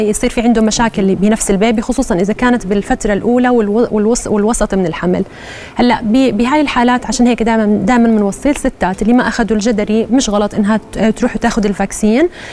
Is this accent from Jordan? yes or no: yes; Jordan; احنا موجود عندنا بالاردن